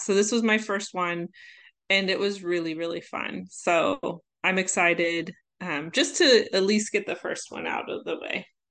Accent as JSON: {"language": "English", "town": "Omaha", "region": "Nebraska", "country": "United States", "tie": "born or raised there", "said": "my hometown, Omaha"}